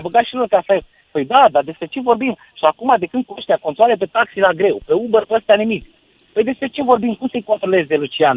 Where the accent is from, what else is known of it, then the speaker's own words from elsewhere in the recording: Pitești, Argeș, Romania; now in Timișoara, Romania; sunt din Pitești, de fel